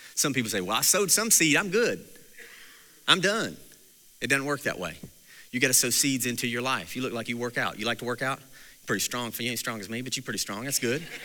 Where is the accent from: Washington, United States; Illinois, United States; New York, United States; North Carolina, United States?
North Carolina, United States; Mount Airy; I grew up in Mount Airy, North Carolina